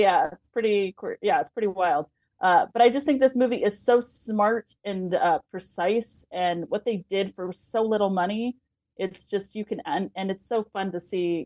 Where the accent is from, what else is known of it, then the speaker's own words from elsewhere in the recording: San Antonio, Texas, United States; I grew up in San Antonio